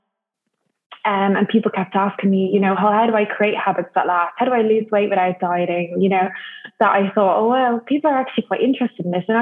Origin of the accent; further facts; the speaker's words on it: Dublin, Leinster, Ireland; moved away as an adult; also born or lived in United Kingdom / Saint-Gilles-Croix-de-Vie, France; So I am from Dublin in Ireland.